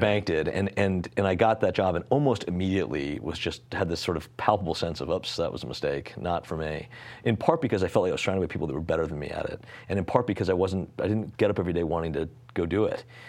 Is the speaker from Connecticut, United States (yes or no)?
yes; Greenwich, Connecticut, United States; I grew up in Connecticut